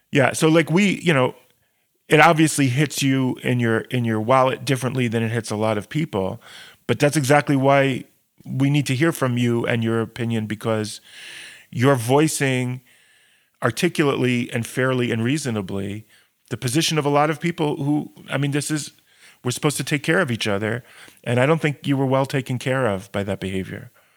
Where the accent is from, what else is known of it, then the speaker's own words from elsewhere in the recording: United States; moved away; I'm obviously from the States